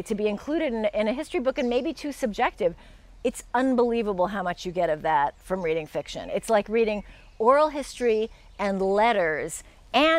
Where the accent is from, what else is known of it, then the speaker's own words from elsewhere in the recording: United States; being an American